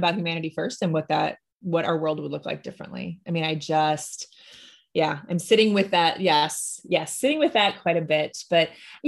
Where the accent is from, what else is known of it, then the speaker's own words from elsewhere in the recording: Illinois, United States; I grew up in Illinois